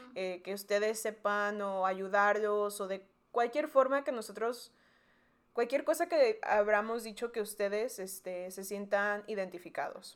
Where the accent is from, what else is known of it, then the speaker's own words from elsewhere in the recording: McAllen, Texas, United States; also born or lived in Mexico; yo nací en McAllen, Texas, que está en el Valle, donde María fue a la universidad. Pero los primeros 10 años de mi vida viví en México, luego me vino otra vez a McAllen y ahí estudié desde quinto año hasta la, hasta la universidad